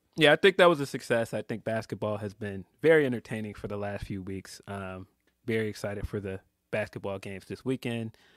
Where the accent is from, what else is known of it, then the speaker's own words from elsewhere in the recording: Chicago, Illinois, United States; I'm from Chicago